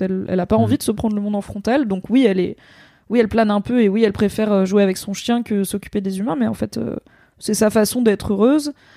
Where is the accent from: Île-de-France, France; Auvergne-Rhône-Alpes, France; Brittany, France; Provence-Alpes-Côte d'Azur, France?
Auvergne-Rhône-Alpes, France; Drôme; je viens de la Drôme